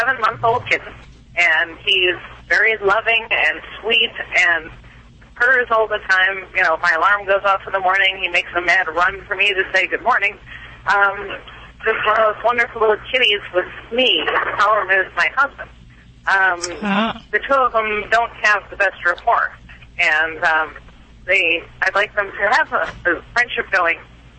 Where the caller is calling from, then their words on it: Salt Lake City, Utah, United States; Salt Lake City, Utah.